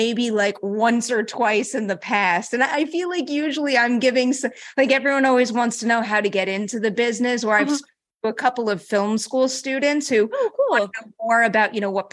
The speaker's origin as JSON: {"language": "English", "region": "New York", "country": "United States", "also_born_or_lived": "Los Angeles", "said": "I'm from New York. I'm a New Yorker at heart"}